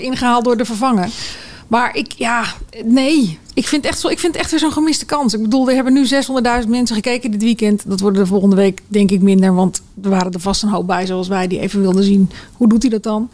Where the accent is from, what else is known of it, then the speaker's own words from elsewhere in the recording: Netherlands; wij Nederlanders